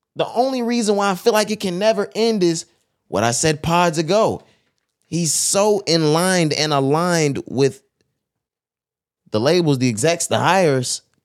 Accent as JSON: {"language": "English", "region": "Texas", "country": "United States", "said": "we're from Texas"}